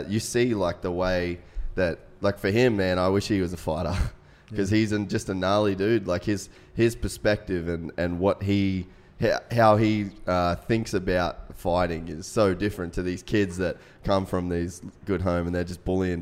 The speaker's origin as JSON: {"language": "English", "region": "North Queensland", "country": "Australia", "tie": "born or raised there", "said": "I grew up in North Queensland. It's kind of like rough area."}